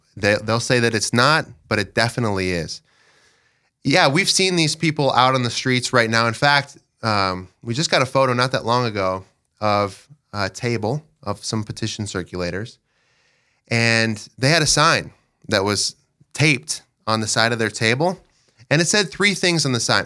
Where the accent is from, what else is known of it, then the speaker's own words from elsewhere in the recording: Dell Rapids, South Dakota, United States; I'm from Del Rapids. I live in Del with my wife, Sheila.